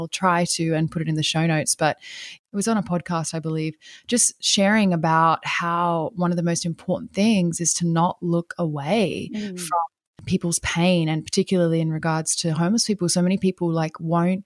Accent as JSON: {"language": "English", "country": "Australia", "also_born_or_lived": "Brazil", "moved": "yes", "said": "I'm from Australia"}